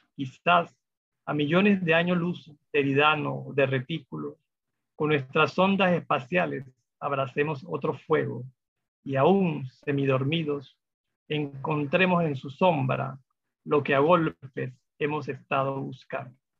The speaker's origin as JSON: {"language": "Spanish", "country": "Panama", "said": "yo, sentía como ciudadano de, los eventos y cosas que suceden en mi país"}